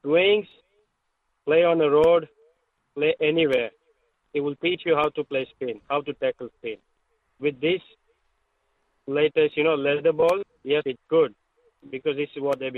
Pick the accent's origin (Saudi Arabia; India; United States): India; now in Australia; I grew up in India